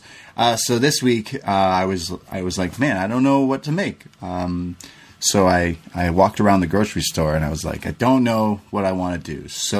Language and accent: English; New York, United States; I'm from New York.